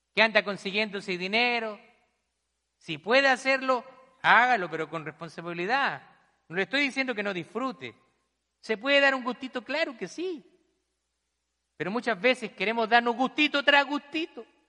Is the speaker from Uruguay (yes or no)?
no; Chile; now in United States; en mi país también vi muchas realidades, personas que no tienen nada, migrantes que han llegado a, nuestro país allá en Chile